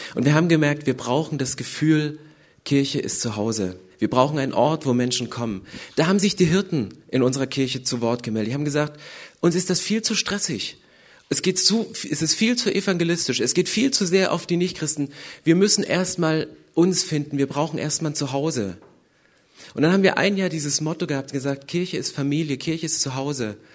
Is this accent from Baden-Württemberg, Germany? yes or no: no; Upper Lusatia, Saxony, Germany; now in Berlin, Germany; ich komme aus der Oberlausitz, 80 Kilometer südöstlich von Dresden